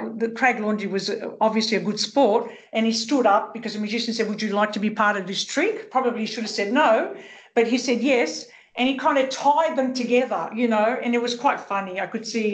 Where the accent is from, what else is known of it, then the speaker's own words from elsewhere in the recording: Sydney, New South Wales, Australia; growing up in Sydney's rich multicultural Western suburbs as the daughter of Greek migrants